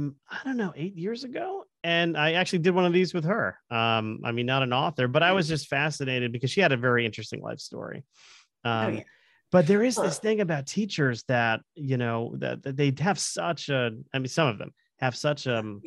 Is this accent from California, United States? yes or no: no; Florida, United States; I grew up in Florida and went to a school down there called St. Gregory's.